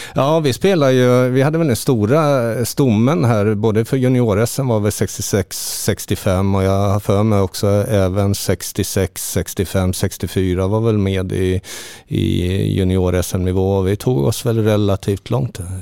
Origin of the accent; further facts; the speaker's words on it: Linköping, Östergötland, Sweden; also born or lived in Halmstad; now in Portugal; Jag är född i Linköping